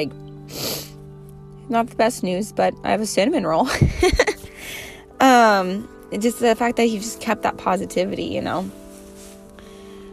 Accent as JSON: {"language": "English", "country": "United States", "tie": "born or raised there", "said": "I'm going to win in our hometown. I'm going to win in my hometown"}